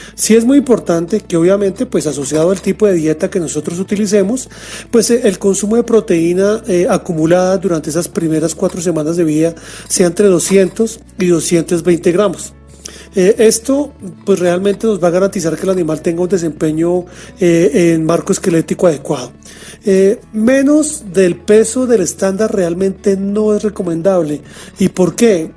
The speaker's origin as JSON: {"language": "Spanish", "country": "Colombia", "said": "me desempeño como gerente regional de servicio técnico para mi país"}